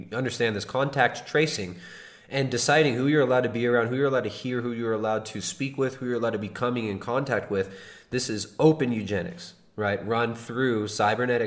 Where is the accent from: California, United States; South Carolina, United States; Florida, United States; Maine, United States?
California, United States; accent: California; my California retard accent nasally voice